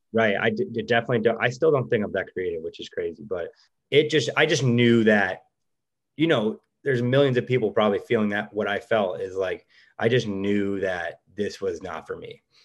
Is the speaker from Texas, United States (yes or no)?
no; Cleveland, Ohio, United States; moved away as an adult; now in Los Angeles, United States; we're from Cleveland, Ohio.